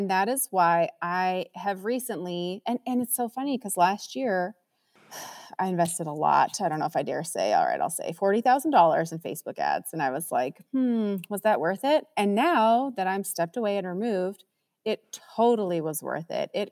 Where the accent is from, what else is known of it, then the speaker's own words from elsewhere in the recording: Minnesota, United States; moved away; I grew up in Minnesota